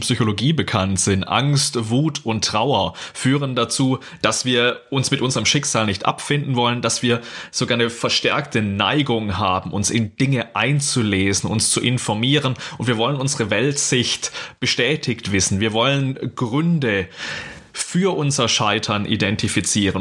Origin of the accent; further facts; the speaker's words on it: Baden-Württemberg, Germany; ich komme aus Baden-Württemberg